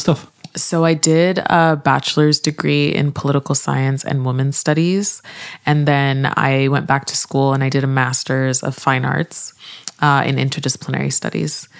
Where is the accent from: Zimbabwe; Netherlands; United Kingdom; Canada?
Canada; Montreal, Quebec; moved away as an adult; also born or lived in Nigeria / Vancouver; now in Toronto, Canada; I am Canadian. I grew up in Montreal and I live in Toronto now